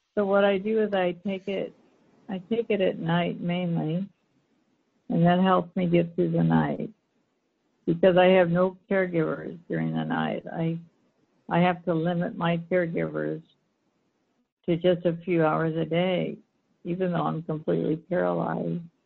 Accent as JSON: {"language": "English", "town": "Seattle", "region": "Washington", "country": "United States", "tie": "born or raised there", "also_born_or_lived": "Los Angeles, California / Orange County, California / Bellevue, Washington / Port Angeles, Washington", "said": "I grew up in Seattle, raised my children in Basel, and moved out to Port Angeles."}